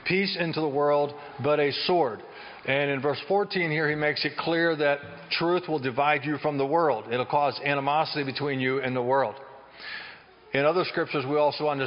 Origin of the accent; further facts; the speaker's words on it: Chambersburg, Pennsylvania, United States; I'm from Chambersburg area